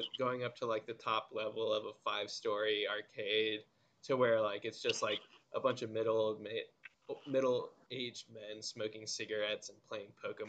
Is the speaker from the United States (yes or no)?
no; Japan; I think being born and raised in Japan with a family in Japan obviously has advantages